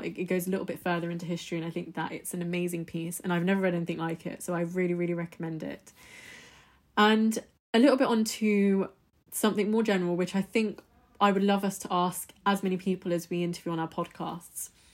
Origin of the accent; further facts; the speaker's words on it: United Kingdom; my background, I'm British Indian. So, my parents, we're, we're Indian, we're Hindus, we're Punjabis.